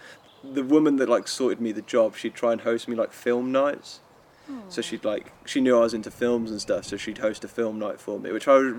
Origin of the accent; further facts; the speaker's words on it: England, United Kingdom; because I'm English